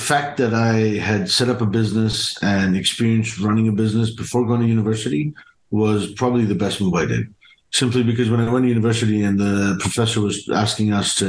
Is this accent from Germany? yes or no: yes; Germany; also born or lived in United Kingdom; So I grew up in Germany and the UK to Indian parents, Indian entrepreneurial parents.